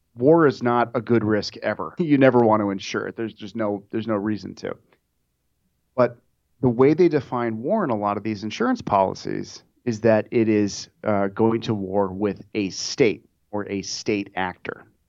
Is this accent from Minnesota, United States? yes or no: yes; Minnesota, United States; moved away; back where I'm from, I'm from Minnesota